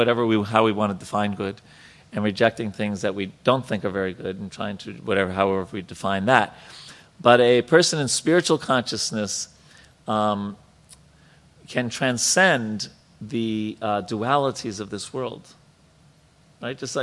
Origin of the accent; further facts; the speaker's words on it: New York, United States; I'm from New York